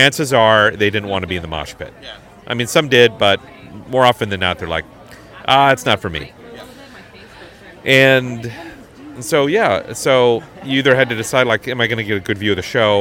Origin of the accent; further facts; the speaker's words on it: Hastings, Minnesota, United States; accent: Midwest; moved away; also born or lived in Chicago; Growing up in Hastings